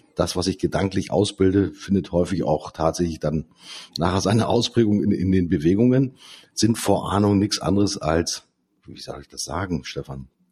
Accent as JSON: {"language": "German", "region": "Lower Saxony", "country": "Germany", "said": "Bei uns in Niedersachsen"}